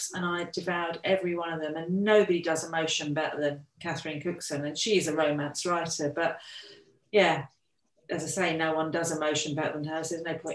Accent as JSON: {"language": "English", "town": "Brighton", "region": "South East England", "country": "United Kingdom", "tie": "born or raised there", "said": "I've lived here all my life, to be fair, so I'm used to living by the sea"}